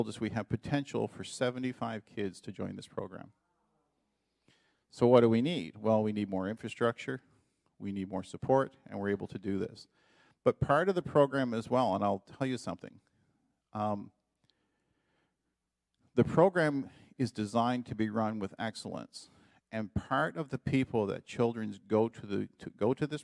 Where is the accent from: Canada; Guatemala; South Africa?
Canada; moved away as an adult; now in Dominican Republic; as a Canadian